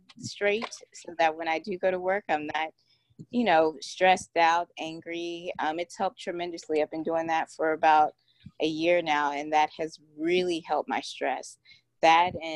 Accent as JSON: {"language": "English", "town": "Houston", "region": "Texas", "country": "United States", "said": "I'm from Houston, Texas"}